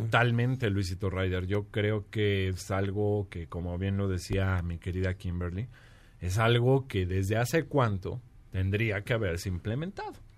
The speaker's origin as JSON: {"language": "Spanish", "town": "León", "region": "Guanajuato", "country": "Mexico", "said": "no se olviden de mi tierra, de ahí de León"}